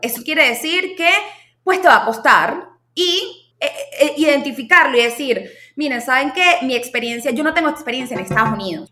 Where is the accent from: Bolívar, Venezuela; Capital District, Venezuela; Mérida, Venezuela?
Capital District, Venezuela; Caracas; moved away as an adult; now in San Francisco, United States; soy de Caracas, Venezuela.